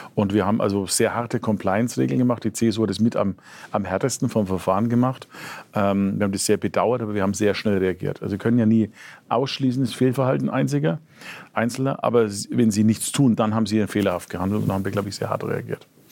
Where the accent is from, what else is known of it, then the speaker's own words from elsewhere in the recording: Franconia, Bavaria, Germany; Als Franke